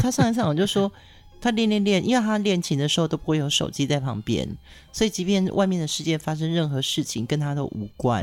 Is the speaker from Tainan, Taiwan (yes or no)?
no; Pingtung County, Taiwan; 因为我从小在屏东长大